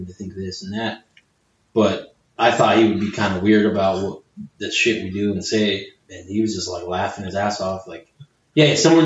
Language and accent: English; Chula Vista, California, United States